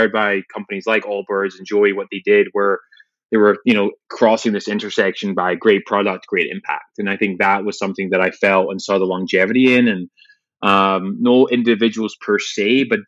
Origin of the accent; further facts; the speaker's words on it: Glasgow, Scotland, United Kingdom; growing up in Glasgow in Scotland